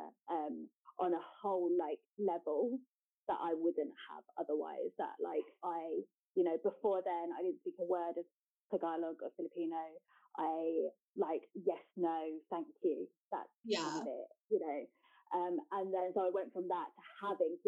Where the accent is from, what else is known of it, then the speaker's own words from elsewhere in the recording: London, United Kingdom; growing up in East London, which is a very multicultural place to grow up